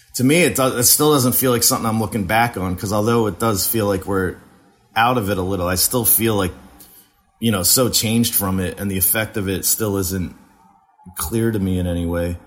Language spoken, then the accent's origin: English; New Jersey, United States; moved away as an adult; also born or lived in Western Massachusetts; now in Philadelphia, United States; I grew up in Jersey